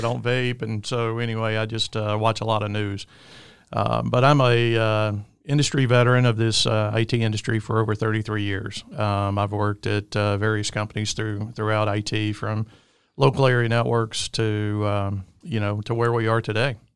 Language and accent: English; Alabama, United States; I'm from the great state of Alabama, if you can't tell with my accent.